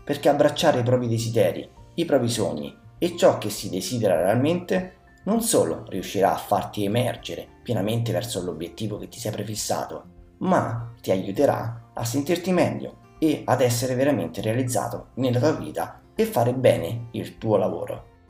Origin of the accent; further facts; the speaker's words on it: Soriano nel Cimino, Lazio, Italy; A tredici anni vivevo a Soreno nel Cimino, mio paese natio